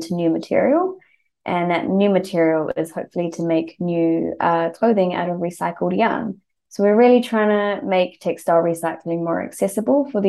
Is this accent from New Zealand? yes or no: yes; New Zealand; moved away as an adult; now in Melbourne, Australia; I was born and brought up in New Zealand